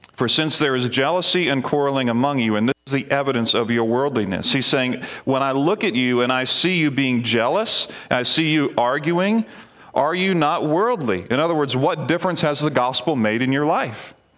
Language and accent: English; Barbados; moved away; when I was younger, growing up in the Caribbean, we had a missions team come from Lancaster Bible College to Barbados, where I was